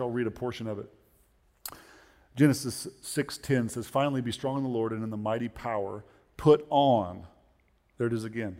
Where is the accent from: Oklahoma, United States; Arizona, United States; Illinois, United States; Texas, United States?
Oklahoma, United States; we're from Oklahoma